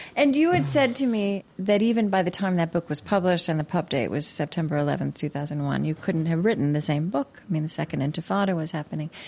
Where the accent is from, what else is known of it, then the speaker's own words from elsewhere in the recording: United States; as an American